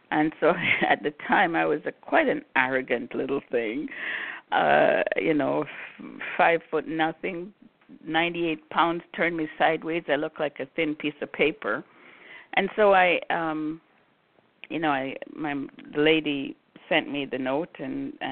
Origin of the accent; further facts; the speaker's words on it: Brooklyn, New York, United States; also born or lived in Jamaica; I grew up in New York City. I grew up in Brooklyn. I was born in Jamaica, grew up in Brooklyn.